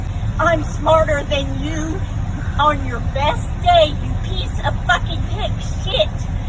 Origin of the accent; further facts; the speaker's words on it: California, United States; moved away; I'm from California.